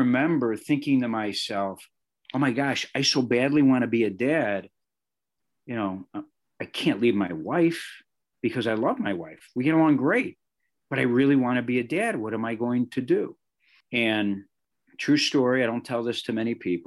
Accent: Chicago, Illinois, United States; A Chicago kid, think about this, who grew up on the South Side, doing sports every night

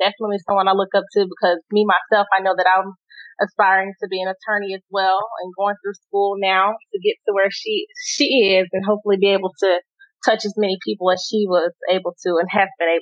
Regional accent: Louisiana, United States; moved away as an adult; now in Texas, United States; I'm from Louisiana originally. Spent my whole life there before joining the military

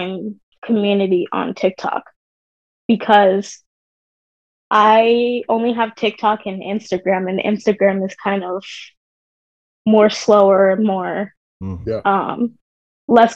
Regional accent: Santa Clarita, California, United States; I'm from Southern California, Santa Clarita

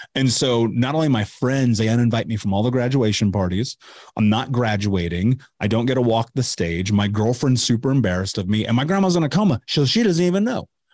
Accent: Indianapolis, Indiana, United States; I grew up in Indianapolis

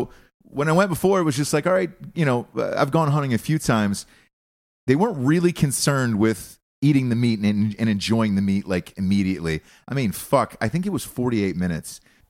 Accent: Georgia, United States; the kind that I grew up around in Georgia

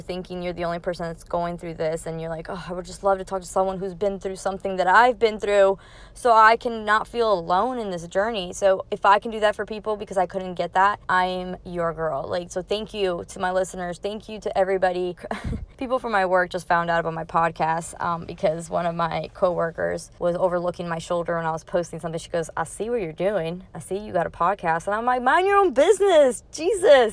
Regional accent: New Jersey, United States; moved away; also born or lived in Queens, New York / Florida; I was born in New York, in Queens, and then I grew up in New Jersey and then moved to Florida. So I don't consider myself from New York. I was just born there, but I grew up from Jersey

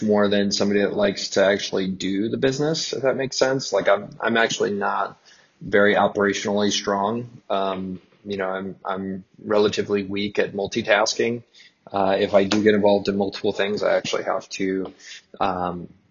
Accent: San Antonio, Texas, United States; I grew up here in San Antonio.

